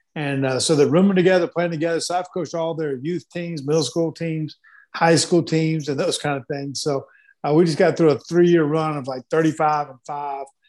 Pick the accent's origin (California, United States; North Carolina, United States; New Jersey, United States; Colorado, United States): North Carolina, United States; Black Mountain; also born or lived in Marietta, Georgia; I was born in Marietta, Georgia, but I grew up in Black Mountain, North Carolina